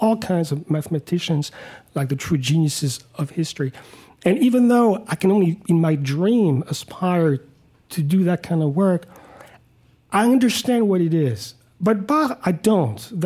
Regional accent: Paris, Île-de-France, France; moved away; I grew up in Paris, in France

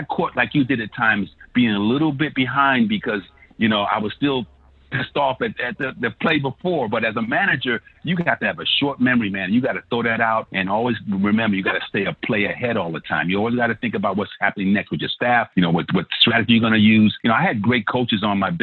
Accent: New York City, New York, United States; I grew up in Brownsville, Brooklyn

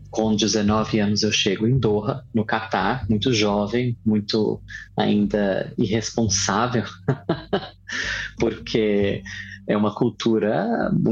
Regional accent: Barra do Garças, Mato Grosso, Brazil; born there; Eu nasci em Mato Grosso, numa pequena cidade banhada pelo rio Araguaia, que se chama Barra do Garças.

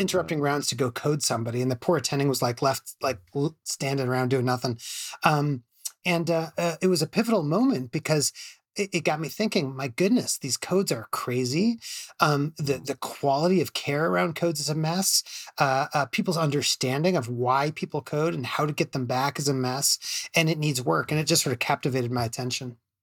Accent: Chicago, Illinois, United States; at University of Chicago, where I'm from Chicago.

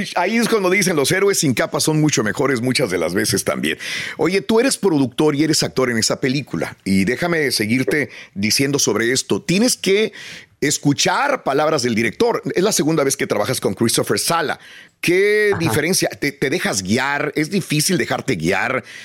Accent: Matamoros, Tamaulipas, Mexico; Soy nacido en Matamoros, estudié en la escuela eh, Josefina Menchaca hasta el sexto año

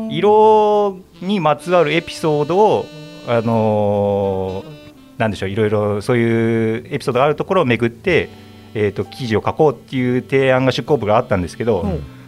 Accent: Toyama, Japan; moved away; 私もあのえー、っとですね富山県出身

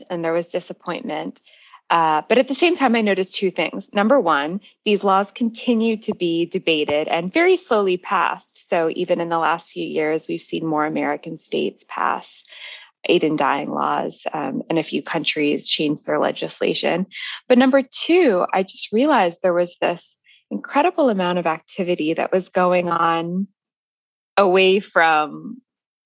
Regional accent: Toronto, Ontario, Canada; moved away as an adult; also born or lived in London, England; I grew up in Toronto

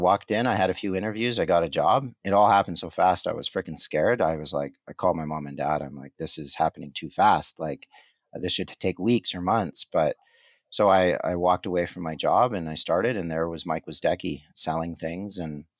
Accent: Kingston, Ontario, Canada; also born or lived in Montreal / Port Hope, Ontario / Calgary; Queen's University in Kingston, where it's my hometown

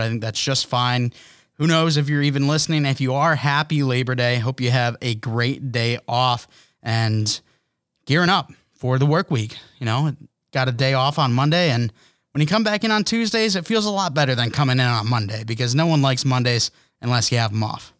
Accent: United States; an American

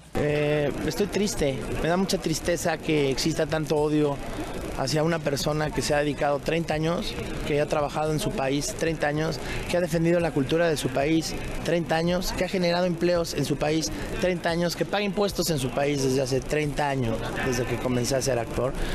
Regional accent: Mexico; Yo soy mexicano, o sea, que quede claro que soy mexicano y soy orgullosamente mexicano

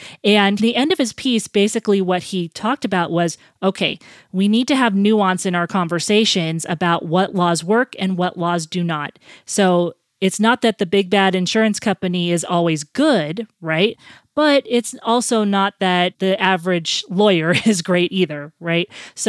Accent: California, United States; moved away; I'm an ex-Californian, born and raised there

